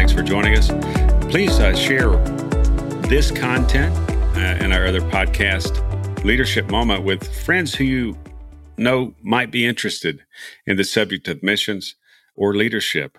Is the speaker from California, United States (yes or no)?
no; Texas, United States; I'm from Texas